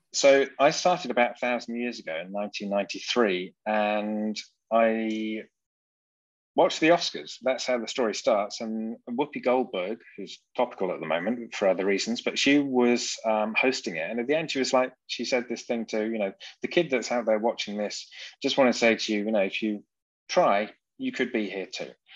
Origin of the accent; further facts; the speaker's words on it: England, United Kingdom; accent: British; moved away as an adult; now in Saxony, Germany; I'm English